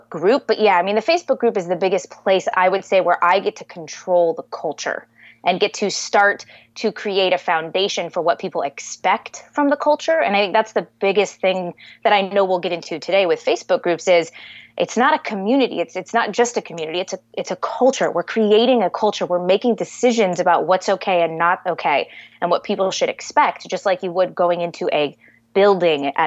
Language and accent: English; Southern California, United States; moved away as an adult; also born or lived in Columbus, Ohio; I'm from Southern California. My parents are native to San Diego